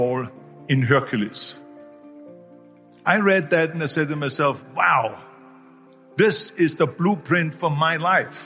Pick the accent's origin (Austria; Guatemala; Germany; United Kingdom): Austria; born or raised there; moved away